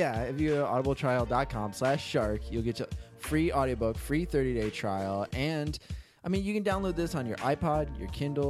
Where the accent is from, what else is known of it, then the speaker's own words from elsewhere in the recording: St. Petersburg, Florida, United States; We're like, St. Pete. And they're like, where? I'm just like, just Tampa. We're from the other side of Tampa.